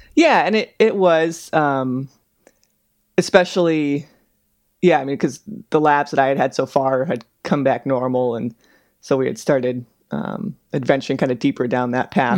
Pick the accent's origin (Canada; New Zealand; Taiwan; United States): United States; Bay Area, Northern California; moved away as an adult; also born or lived in Chicago / Seattle / Pittsburgh; now in Anchorage, United States; I'm originally from Northern California, the Bay Area